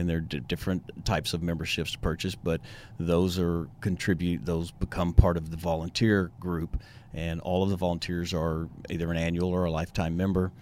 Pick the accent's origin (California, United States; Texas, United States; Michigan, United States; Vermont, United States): Texas, United States; Tyler; also born or lived in Lubbock, Texas; now in Houston, United States; I grew up in Tyler, Texas